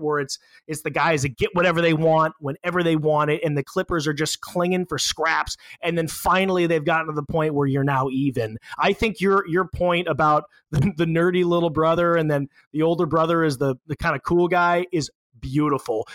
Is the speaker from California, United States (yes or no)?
yes; Los Angeles, California, United States; I'm from Los Angeles